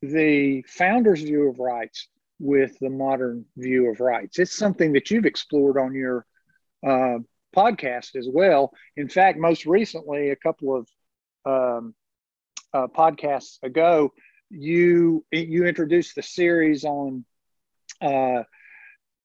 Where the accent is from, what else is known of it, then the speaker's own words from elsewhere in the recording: North Carolina, United States; moved away; I'm from North Carolina originally